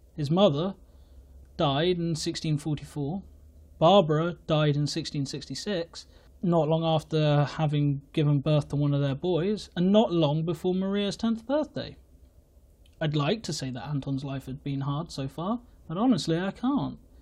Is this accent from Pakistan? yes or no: no; England, United Kingdom; I am English